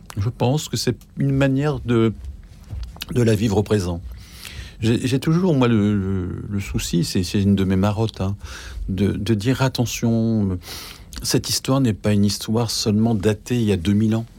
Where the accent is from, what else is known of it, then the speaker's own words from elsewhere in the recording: the North, Hauts-de-France, France; je suis du Nord, donc il y avait aussi la fête de, Saint-Nicolas.